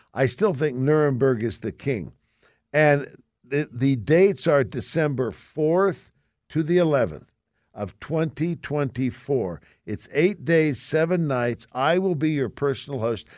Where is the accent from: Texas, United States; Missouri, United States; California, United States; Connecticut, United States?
California, United States; San Francisco; Growing up in San Francisco, we weren't poor, poor, but we didn't have a lot of money